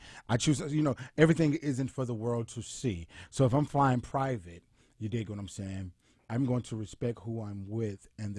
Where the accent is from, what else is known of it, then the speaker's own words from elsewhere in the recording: Atlanta, Georgia, United States; I'm from Camden Road, Atlanta, Georgia.